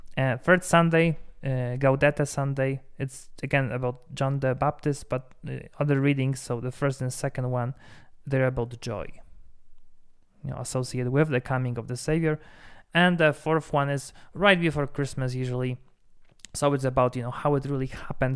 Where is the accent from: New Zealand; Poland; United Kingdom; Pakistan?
Poland; now in Denver, United States; I'm from Poland, we have Four Seasons